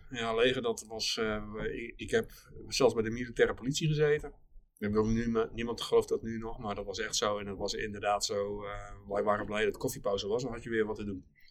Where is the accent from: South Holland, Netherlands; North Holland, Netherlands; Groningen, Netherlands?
South Holland, Netherlands; Alblasserdam; Ik kom uit Alblasserdam van, van oorsprong, dus we zaten net aan de andere kant van de Noord